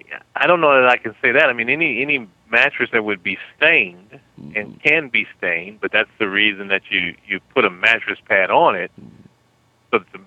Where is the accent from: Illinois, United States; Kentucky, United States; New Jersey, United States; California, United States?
Illinois, United States; Chicago; that's my hometown.